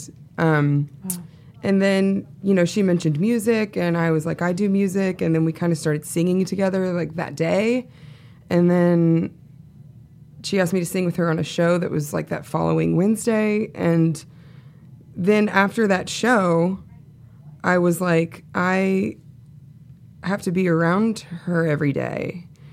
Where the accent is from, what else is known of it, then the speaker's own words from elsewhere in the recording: the South, United States; I'm from the South